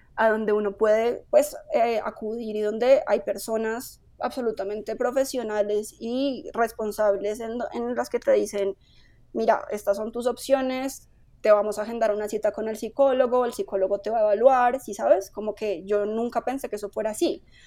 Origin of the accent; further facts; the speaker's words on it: Bogotá, Colombia; yo soy una persona, una mujer que nació en Bogotá